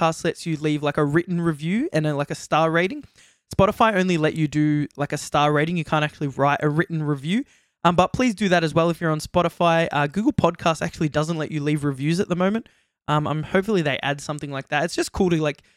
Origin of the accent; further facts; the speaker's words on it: Australia; accent: Australian; we're from Australia, if you didn't guess by the accents already